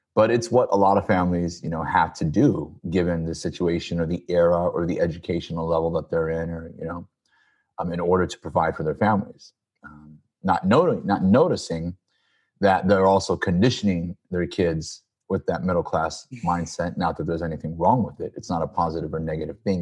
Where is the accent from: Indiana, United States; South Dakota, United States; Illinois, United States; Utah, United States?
Illinois, United States; Peoria; moved away as an adult; also born or lived in Chicago; now in California, United States; I was born and raised in Peoria, Illinois, the good old Midwest